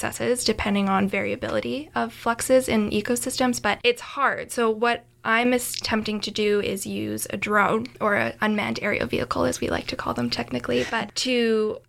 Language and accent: English; Canada; being Canadian, being from Canada